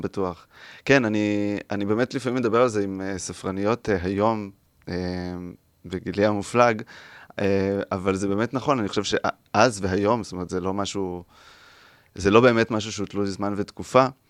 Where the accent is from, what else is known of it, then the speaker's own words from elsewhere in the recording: Mazkeret Batya, Central District, Israel; also born or lived in Rehovot; אני ממזכרת בתיה